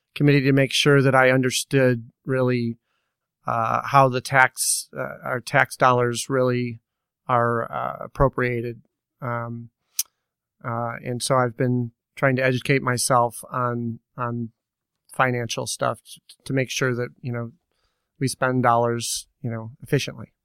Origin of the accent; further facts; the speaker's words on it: Naperville, Illinois, United States; growing up in Naperville